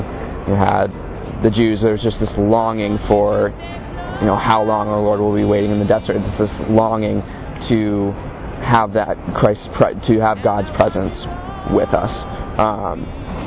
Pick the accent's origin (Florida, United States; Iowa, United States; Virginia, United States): Virginia, United States; I'm from the United States, Virginia